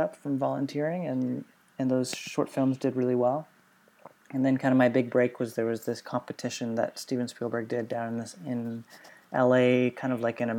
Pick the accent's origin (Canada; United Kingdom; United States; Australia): Canada; I grew up in Canada